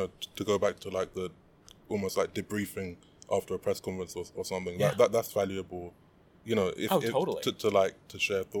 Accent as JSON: {"language": "English", "region": "London", "country": "United Kingdom", "said": "I'm from South London, but not South London that is Wimbledon. It's the kind of almost a different world."}